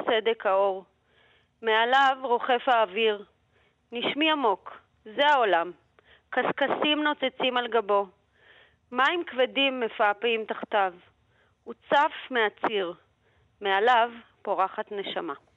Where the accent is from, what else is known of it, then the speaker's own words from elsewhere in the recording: Moscow, Russia; now in Israel; אני עצמי ילידת מוסקבה